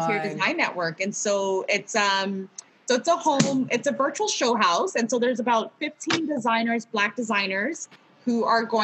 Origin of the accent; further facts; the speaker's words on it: California, United States; also born or lived in Ghana / Los Angeles, California; now in Canada; I grew up in California, so I do have dual citizenship.